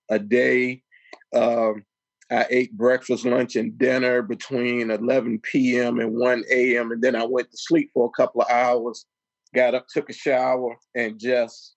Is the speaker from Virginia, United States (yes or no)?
yes; Richmond, Virginia, United States; also born or lived in Chesterfield, Virginia; I grew up in Richmond, Virginia